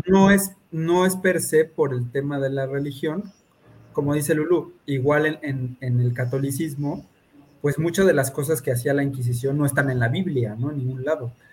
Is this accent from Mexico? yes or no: yes; Mexico; como mexicanos